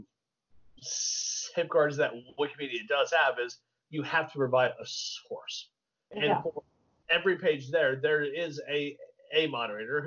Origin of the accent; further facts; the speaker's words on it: Texas, United States; I'm a product of the Texas public school system, okay? Texas.